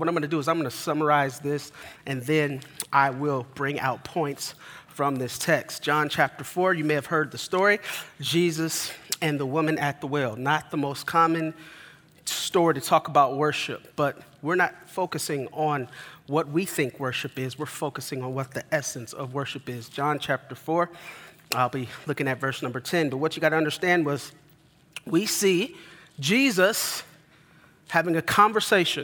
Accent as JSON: {"language": "English", "town": "Denver", "region": "Colorado", "country": "United States", "tie": "born or raised there", "moved": "yes", "said": "I grew up in Denver, Colorado"}